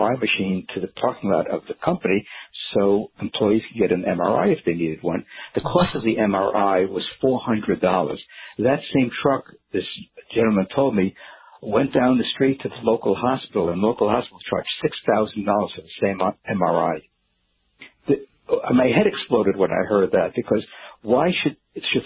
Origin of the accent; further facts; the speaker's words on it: New York City, New York, United States; When I was growing up in New York City in the 1950s